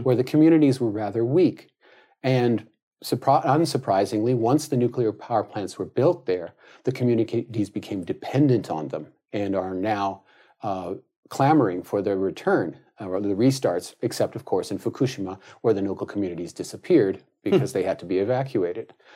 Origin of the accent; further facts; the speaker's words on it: California, United States; as a Californian